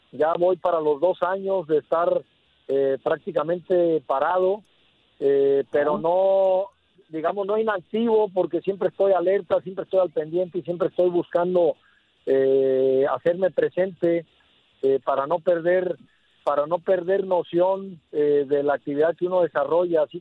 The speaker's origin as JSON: {"language": "Spanish", "region": "Colima", "country": "Mexico", "tie": "born or raised there", "said": "también acá en mi tierra, en Colima, que es donde ando"}